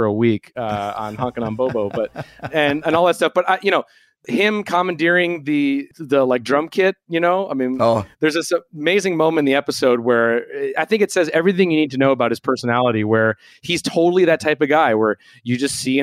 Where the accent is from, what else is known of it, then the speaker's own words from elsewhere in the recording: Minneapolis, Minnesota, United States; growing up in Minneapolis